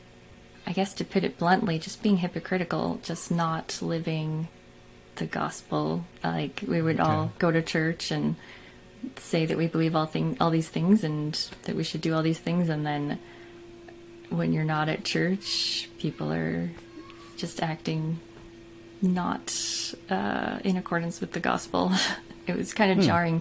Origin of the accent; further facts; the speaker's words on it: South Carolina, United States; moved away as an adult; now in Missouri, United States; I grew up in South Carolina